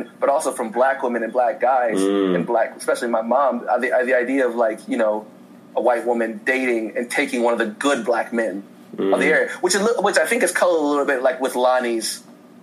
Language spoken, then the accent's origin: English; Indiana, United States; moved away as an adult; now in Los Angeles, United States; I grew up in Indiana, so there's not a lot of riots.